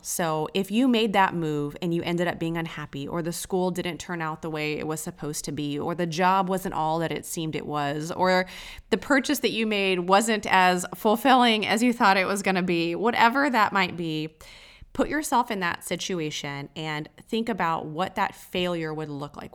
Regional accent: Texas, United States; I'm from Texas

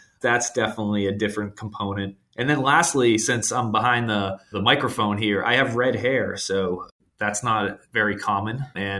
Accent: Boston, Massachusetts, United States; moved away as an adult; you know, I'm out in Southern California, but I grew up in Boston. So, you know, I've been out here for about 5 years.

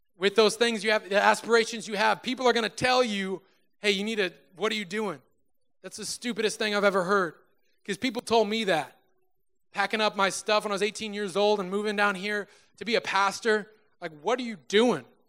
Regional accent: Susanville, California, United States; moved away as an adult; now in Sacramento, United States; drove from my hometown, Susanville, California, to Sacramento, California

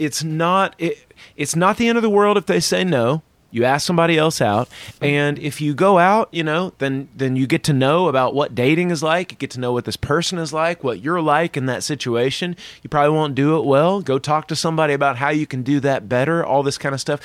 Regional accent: the South, United States; I'm from the South

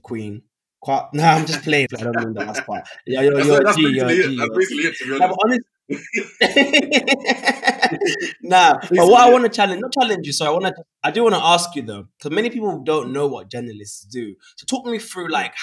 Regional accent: Gambia; I was born in the Gambia.

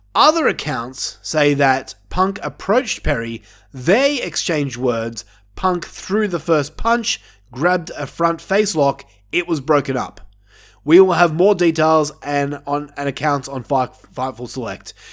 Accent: Australia; me being an Australian myself

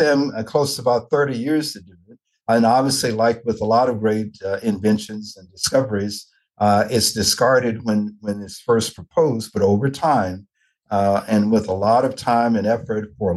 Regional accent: Nashville, Tennessee, United States; I'm originally from Nashville, Tennessee

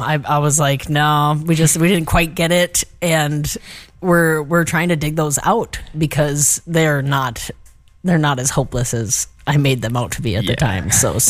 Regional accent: Aiken, South Carolina, United States; moved away as an adult; also born or lived in Duluth, Minnesota; Yeah. I grew up in Aiken. Not only do I live in Aiken, I was born in Aiken.

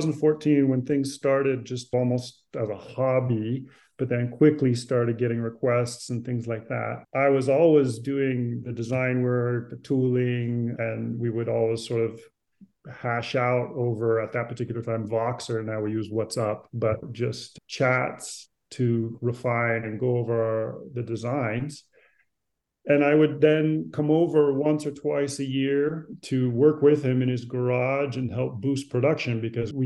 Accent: San Francisco Bay Area, California, United States; moved away as an adult; now in Italy; I was born in San Francisco and I grew up in the Bay Area.

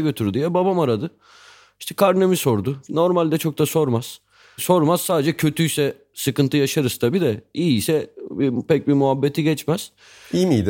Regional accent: Istanbul, Turkey; Sarıyer'de büyümüştüm.

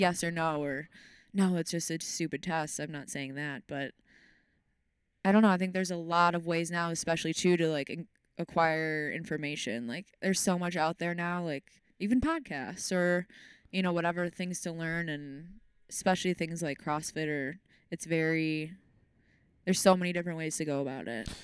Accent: Racine, Wisconsin, United States; moved away as an adult; also born or lived in Kenosha, Wisconsin; I was born in Racine, Wisconsin, the lovely Racine, Wisconsin.

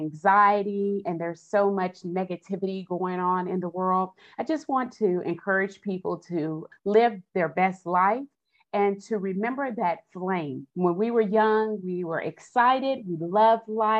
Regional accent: Austin, Texas, United States; I'm originally from Austin, Texas, and I'm the youngest of six children

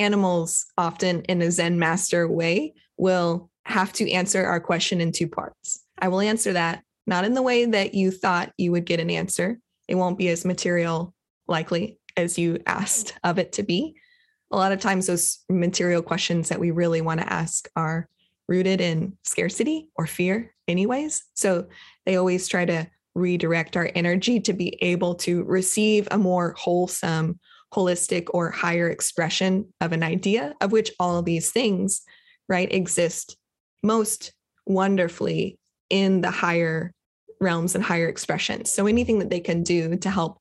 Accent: Kentucky, United States; Grew up, I was born in Kentucky

